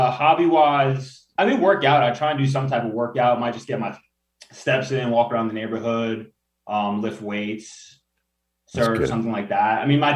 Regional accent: New York, United States; moved away as an adult; now in Los Angeles, United States; I moved out to LA pretty recently. I'm from New York

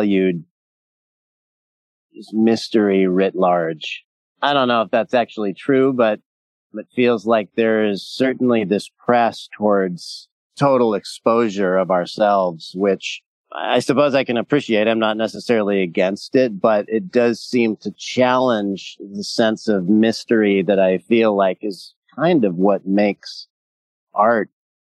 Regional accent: Southern California, United States; I was raised in Southern California

